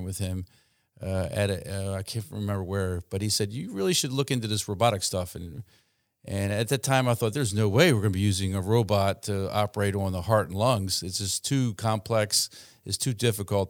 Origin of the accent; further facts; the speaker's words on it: Baltimore, Maryland, United States; moved away as an adult; now in Salisbury, United States; I trained at University of Maryland in Baltimore, where I grew up